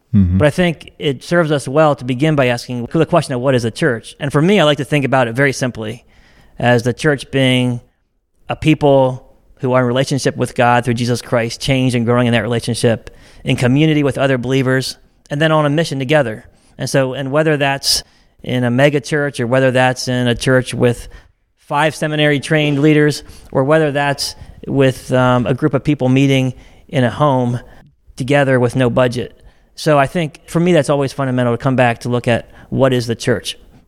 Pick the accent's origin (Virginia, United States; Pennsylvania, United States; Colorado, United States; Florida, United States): Pennsylvania, United States; now in Ohio, United States; Yes, good morning. Thank you. … I grew up in Lancaster County, Pennsylvania.